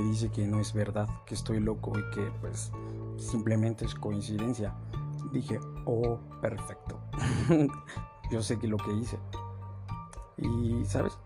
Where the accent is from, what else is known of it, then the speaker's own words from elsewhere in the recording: Mexico; Aquí en mi país, en México